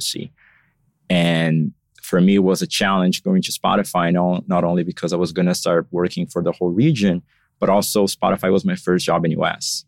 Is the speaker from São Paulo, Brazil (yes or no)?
yes; São Paulo, Brazil; moved away as an adult; now in Miami, United States; I was born and raised in São Paulo. So I lived there until six years ago. That's when I moved to Miami